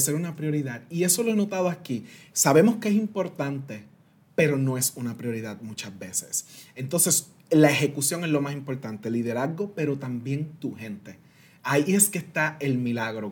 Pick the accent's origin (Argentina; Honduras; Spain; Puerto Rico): Puerto Rico; San Sebastián; first language Spanish; moved away as an adult; also born or lived in Washington, D.C. / United States; nací y me crié en Puerto Rico